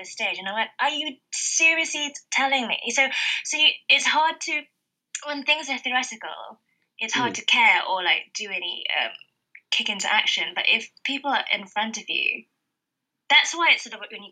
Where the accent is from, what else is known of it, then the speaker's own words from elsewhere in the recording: Malaysia; now in United Kingdom; I grew up in Malaysia, which is an ex-colony, ex-British colony